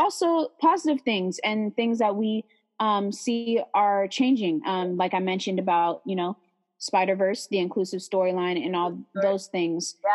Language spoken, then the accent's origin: English; San Leandro, California, United States; I'm from the Bay Area um, right next to Oakland, San Leandro